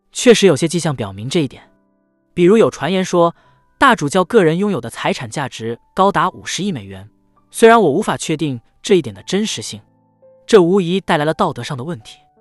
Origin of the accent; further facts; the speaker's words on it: Canada; 我们加拿大人